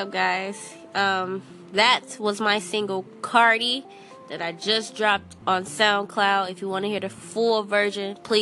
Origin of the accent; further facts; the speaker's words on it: Chicago, Illinois, United States; I am from Chicago